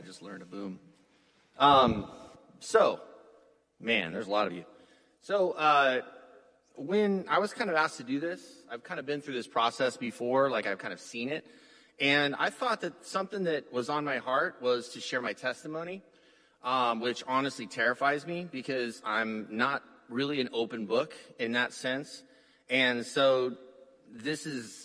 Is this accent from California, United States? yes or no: yes; San Diego, California, United States; We grew up poor in City Heights, San Diego